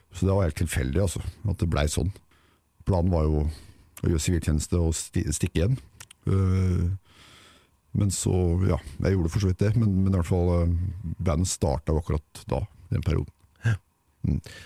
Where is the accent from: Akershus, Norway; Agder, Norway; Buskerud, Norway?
Buskerud, Norway; Ål; moved away; hjemme på Ål for å gjøre siviltjeneste